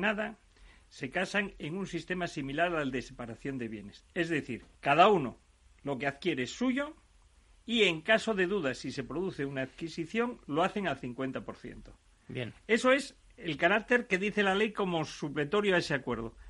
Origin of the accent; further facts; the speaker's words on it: Asturias, Spain; que soy asturiano